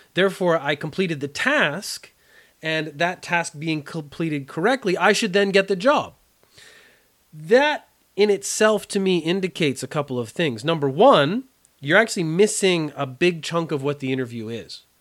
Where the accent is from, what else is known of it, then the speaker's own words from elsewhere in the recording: Canada; growing up in Canada